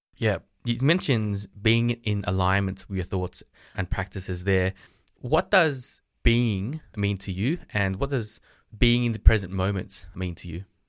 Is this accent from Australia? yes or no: yes; Sydney, New South Wales, Australia; I'm from Sydney, Australia